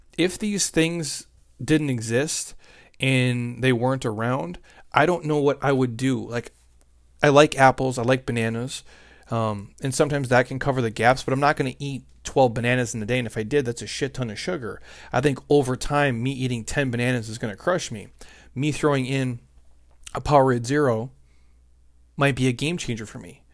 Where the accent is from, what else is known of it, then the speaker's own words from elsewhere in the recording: Midwest, United States; I grew up in the Midwest, and we didn't have any money